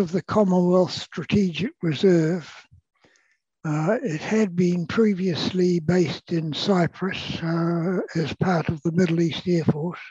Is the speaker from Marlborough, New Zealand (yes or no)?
yes; Blenheim, Marlborough, New Zealand; moved away as an adult; also born or lived in Wellington, New Zealand; I was born in Wellington. The family moved to Blenheim during World War II. So I was raised at schools in Blenheim